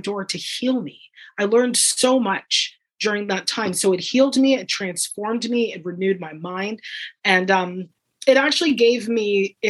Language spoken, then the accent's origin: English; Guelph, Ontario, Canada; I grew up in Guelph, and it was very, everybody loves your neighbor